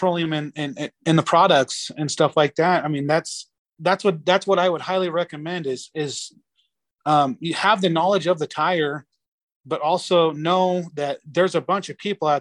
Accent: Aurora, Nebraska, United States; Aurora, which is the town I'm originally from

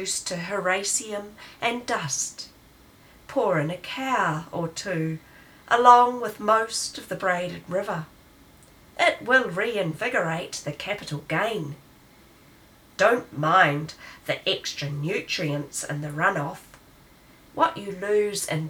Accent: South Island, Canterbury, New Zealand; I come from the South Island of Aotearoa, New Zealand. I was born in a township that is known as the Gateway to the Mackenzie Country

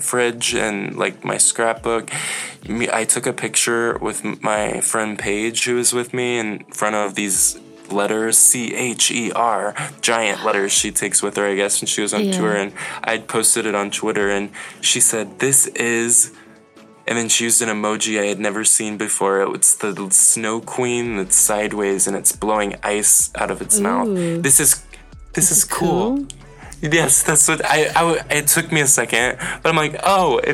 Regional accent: Mansfield, Texas, United States; now in Dallas, United States; I grew up in Mansfield, went to Mansfield High School

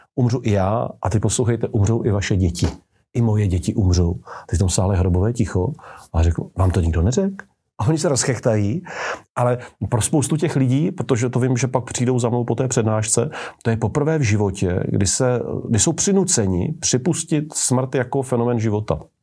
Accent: Czechia; my Češi

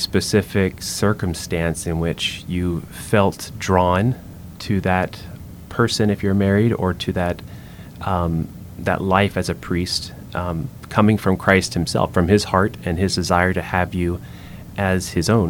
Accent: middle Georgia, United States; now in Louisiana, United States; we grew up in Georgia, middle Georgia, we call it there.

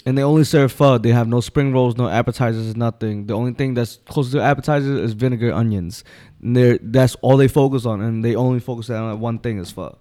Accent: Philadelphia, Pennsylvania, United States; I'm born and raised South Philly

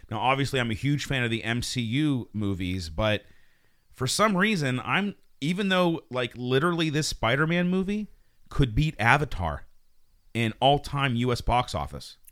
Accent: Pittsburgh, Pennsylvania, United States; moved away; also born or lived in New York; we're all from Pittsburgh.

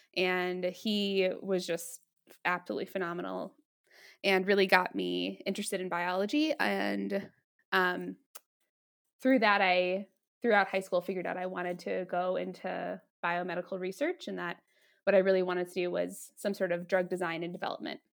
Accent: Denver, Colorado, United States; also born or lived in Washington, D.C.; I'm from Denver from Colorado

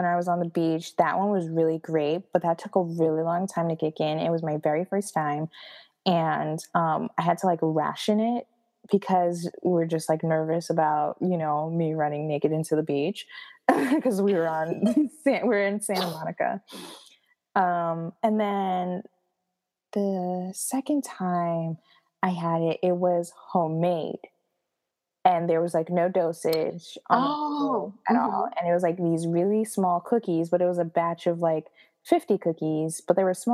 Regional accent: Haiti; first language Haitian Creole; English is a second language; moved away; Haitian Creole, most people don't know, is 75%. French, it's like has the most French words out of all of the Creole dialects spoken around the world. Like, we're the most French based

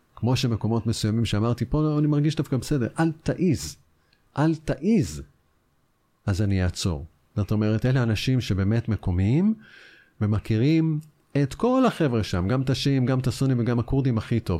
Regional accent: Israel

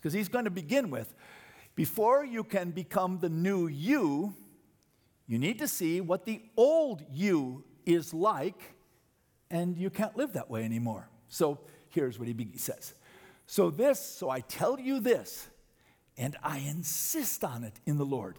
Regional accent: United States

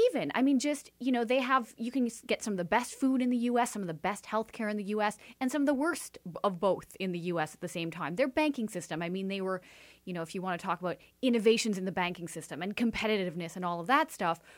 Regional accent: Canada; also born or lived in Washington, D.C.; Being a Canadian

